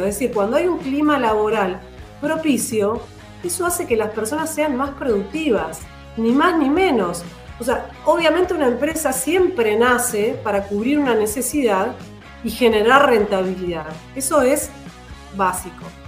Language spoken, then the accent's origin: Spanish; Andacollo, Neuquén, Argentina; yo soy de Andacollo, nací en Andacoyo y tengo un amor por, por la provincia y el interior